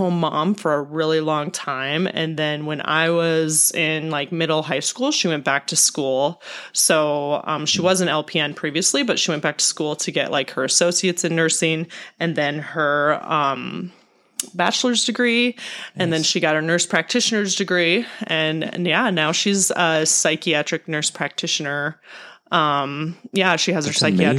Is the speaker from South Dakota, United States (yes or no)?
yes; Holabird, South Dakota, United States; I'm 35 years old. Just turned 35 in March and grew up in Hollabird, South Dakota